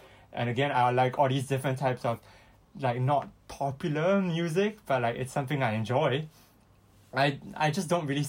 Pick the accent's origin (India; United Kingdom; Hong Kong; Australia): Hong Kong; also born or lived in Singapore; being born in Hong Kong and identifying myself as Singaporean